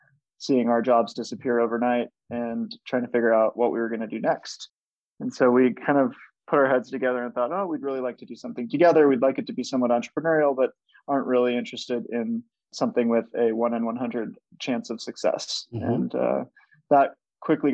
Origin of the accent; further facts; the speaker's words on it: Minnesota, United States; I was born and raised in Minnesota